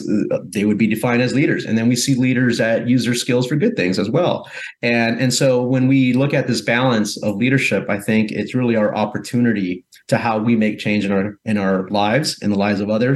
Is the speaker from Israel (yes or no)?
no; Guatemala; now in United States; I'm originally from Central America, from Guatemala